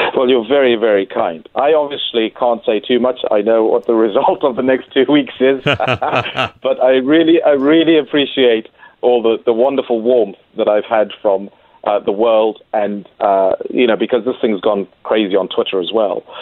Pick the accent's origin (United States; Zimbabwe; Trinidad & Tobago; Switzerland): Zimbabwe; moved away as an adult; also born or lived in England; now in Adelaide, Australia; I'm actually a former a Test cricketer who played Test cricket for Zimbabwe many years ago